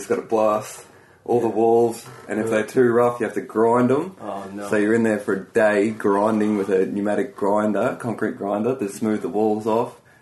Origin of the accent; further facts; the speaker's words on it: North Queensland, Australia; moved away as an adult; also born or lived in Brisbane; now in Melbourne, Australia; I was up north, grew up in a town, not a tiny town, like 300,000 people, like a small city, you know, coastal city